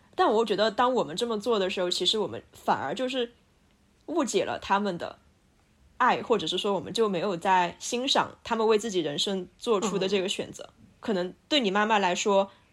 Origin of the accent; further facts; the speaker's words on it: Sichuan, China; 我是一个四川人哟